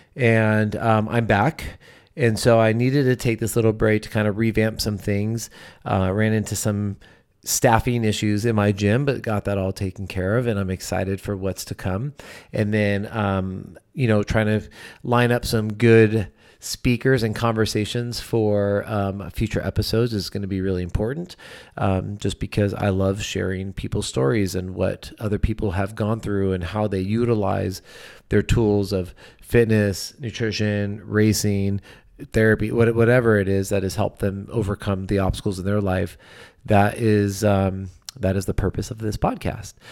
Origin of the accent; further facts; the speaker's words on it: California, United States; I grew up obviously in California.